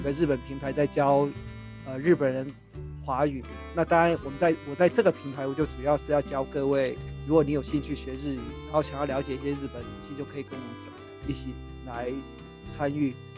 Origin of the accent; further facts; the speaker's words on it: Taiwan; also born or lived in Kanagawa, Japan; 我们台湾人也根本不会去